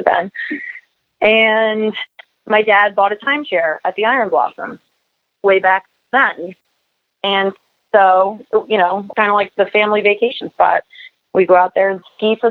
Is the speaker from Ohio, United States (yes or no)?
no; Newport Beach, California, United States; I was born in Newport Beach, and so was my sister. So that's kind of where we hail from